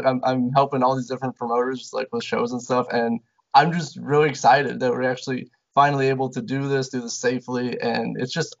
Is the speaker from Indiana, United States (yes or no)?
yes; Mishawaka, Indiana, United States; Mishawaka, my hometown.